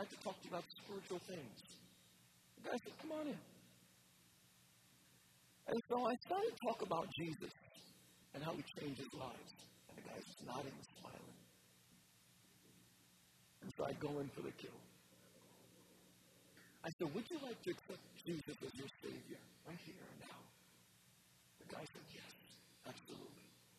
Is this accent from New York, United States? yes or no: yes; New York, United States; I said, okay, I grew up in New York, I didn't know I was supposed to be scared.